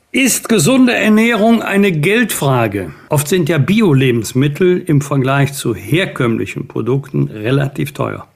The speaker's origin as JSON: {"language": "German", "region": "Rhineland", "country": "Germany", "said": "muss ich jetzt als Rheinländer stellen"}